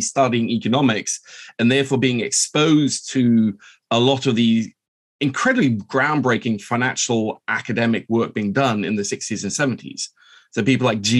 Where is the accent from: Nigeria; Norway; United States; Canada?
Norway; Oslo; also born or lived in London; I'm half Norwegian. I grew up here in Oslo